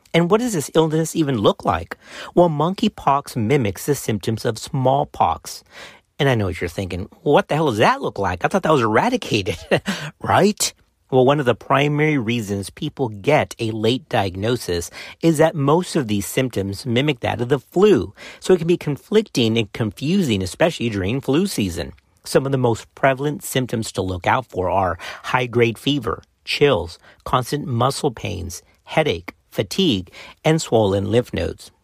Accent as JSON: {"language": "English", "region": "South Texas", "country": "United States", "said": "I'm from South Texas"}